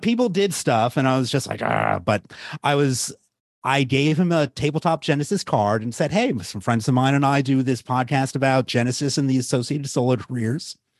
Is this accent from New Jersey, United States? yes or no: yes; Jersey Shore, New Jersey, United States; I grew up on the Jersey Shore